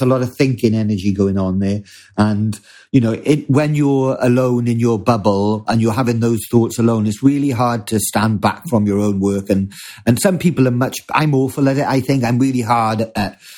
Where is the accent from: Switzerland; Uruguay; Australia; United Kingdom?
United Kingdom; us as British people